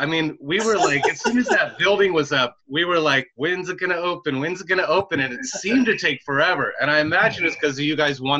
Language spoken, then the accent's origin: English; Petaluma, California, United States; also born or lived in Rohnert Park; I'm a Petaluma kid. I was born and raised in Petaluma and live in Rohnert Park.